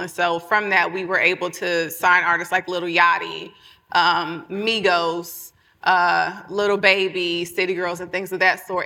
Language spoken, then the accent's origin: English; Atlanta, Georgia, United States; I'm from Atlanta